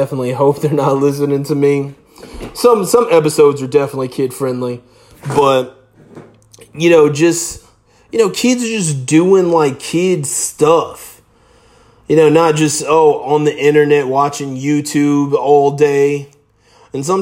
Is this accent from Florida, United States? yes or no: yes; South Florida, United States; growing up in South Florida on the beach